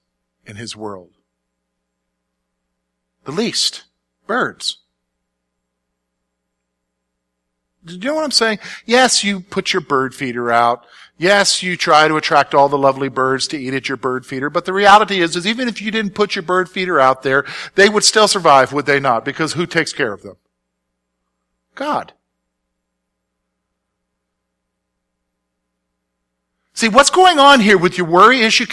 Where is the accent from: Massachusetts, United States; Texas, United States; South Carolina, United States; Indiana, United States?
South Carolina, United States; moved away as an adult; also born or lived in Pennsylvania; I'm from South Carolina. I'm a city guy.